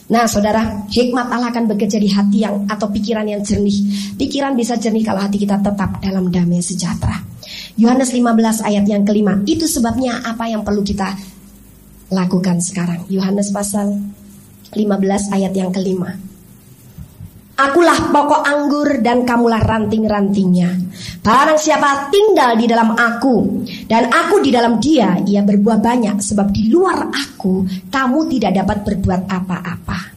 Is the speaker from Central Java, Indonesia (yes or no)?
no; Bandung, West Java, Indonesia; Saya sendiri wong Bandung nggak dengar berita itu.